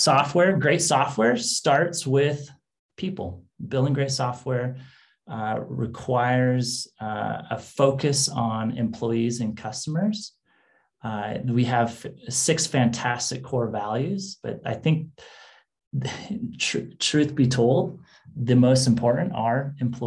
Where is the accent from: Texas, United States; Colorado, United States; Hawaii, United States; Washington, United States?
Washington, United States; moved away as an adult; now in California, United States; I grew up in Washington State in the Great Northwest.